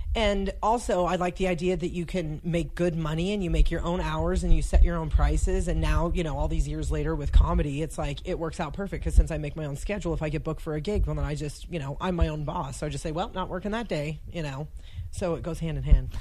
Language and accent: English; Casa Grande, Arizona, United States; also born or lived in Phoenix, Arizona / Pinetop, Arizona / Montana; I was born in Phoenix, raised oh raised like half. There's a town called Casa Grande in between Phoenix and Tucson, so okay. I was raised there till I was 11, and then when I was 11, we moved up to Pine Top, which is in the White Mountains